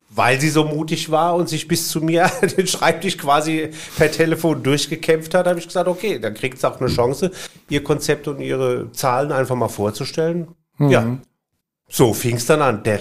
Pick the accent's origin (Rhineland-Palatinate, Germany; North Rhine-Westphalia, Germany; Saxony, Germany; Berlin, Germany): Rhineland-Palatinate, Germany; Bad Kreuznach; sagte dann, sie sei von einer Werbeagentur in Bad Kreuznach, was wiederum meine Heimatstadt ist, ja.